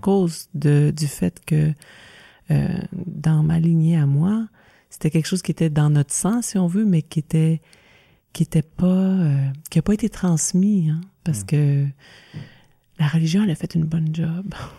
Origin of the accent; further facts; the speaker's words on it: Saint-Alexis, Quebec, Canada; also born or lived in Joliette; now in Wakefield, Canada; Je suis née à ah. Joliette, puis on a grandi à Saint-Alexis de Montcalm